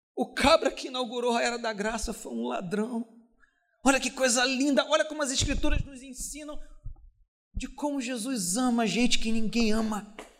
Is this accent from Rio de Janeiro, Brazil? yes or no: yes; Duque de Caxias, Rio de Janeiro, Brazil; Em 1976, eu nasci numa comunidade chamada Mangueirinha, uma comunidade pobre do município de Caxias. Um lugar aonde eu cresci no meio da bandidagem